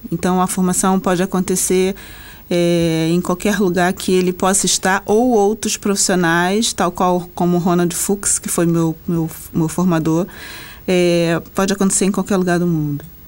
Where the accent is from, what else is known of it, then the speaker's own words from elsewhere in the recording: Rio de Janeiro, Brazil; no Rio de Janeiro, de onde eu sou